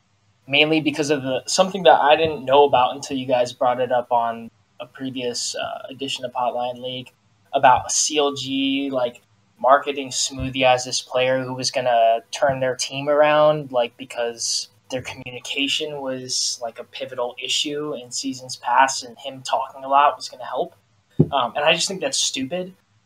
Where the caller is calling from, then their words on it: Sacramento, California, United States; Sacramento, California.